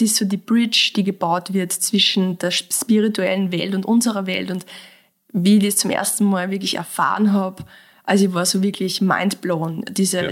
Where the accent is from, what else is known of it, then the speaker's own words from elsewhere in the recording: Mostviertel, Lower Austria, Austria; moved away as an adult; now in Vienna, Austria; ich komme aus dem Mostviertel. Ja. Ja, ich habe diesen Dialekt, aber seit ich in Wien wohne, irgendwie trotzdem nie ablegen